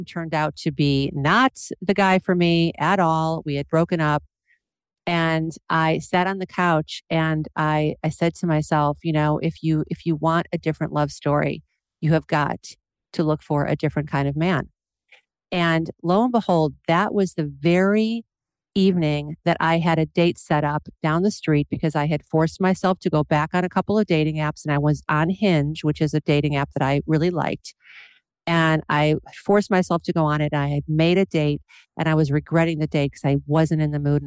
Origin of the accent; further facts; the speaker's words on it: Independence, Ohio, United States; moved away as an adult; also born or lived in Los Angeles; now in Seattle, United States; I'm from a small town in Independence, Ohio